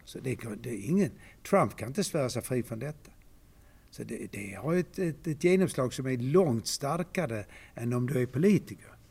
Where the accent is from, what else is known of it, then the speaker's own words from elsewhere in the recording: Malmö, Skåne, Sweden; moved away as an adult; så är jag född i Malmö, uppvuxen här